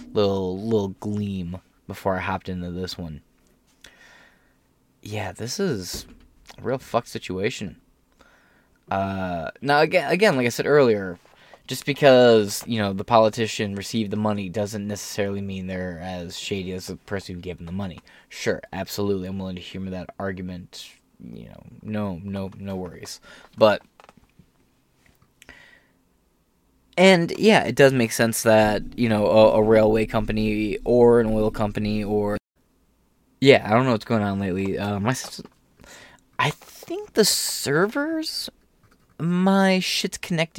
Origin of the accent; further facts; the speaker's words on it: Michigan, United States; also born or lived in Ohio; I'm from Michigan